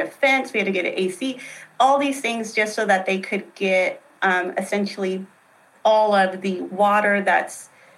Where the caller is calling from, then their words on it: Tyler, Texas, United States; Tyler, Texas.